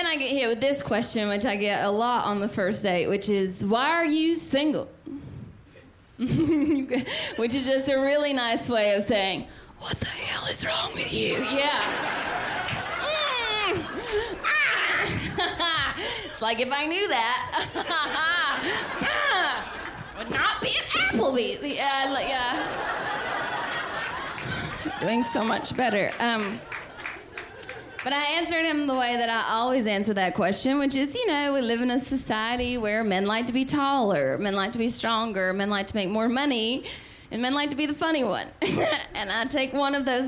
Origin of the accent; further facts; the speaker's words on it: the South, United States; I'm from the South